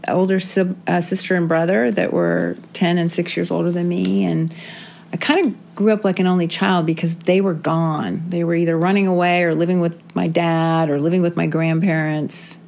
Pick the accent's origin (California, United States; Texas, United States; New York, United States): California, United States; San Diego; I grew up in San Diego